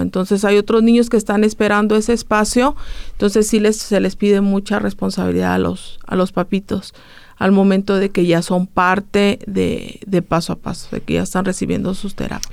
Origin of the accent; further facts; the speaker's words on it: San Luis Potosí, Mexico; moved away as an adult; now in Aguascalientes, Mexico; nosotros somos de, de San Luis Potosí, entonces nos mudamos a vivir aquí a Aguascalientes por los servicios de terapia